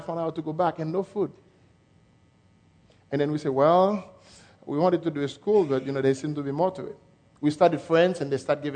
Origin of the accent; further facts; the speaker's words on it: Haiti; accent: French; English is a second language; I was born in Haiti